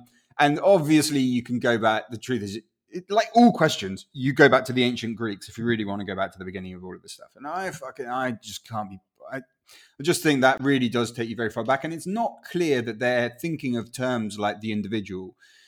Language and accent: English; Chile; first language Spanish; English is a second language; also born or lived in Guatemala; if I hadn't sort of had those early years growing up in Chile, I would weirdly feel less Guatemalan, because to me, the sound of Spanish was my first language, right?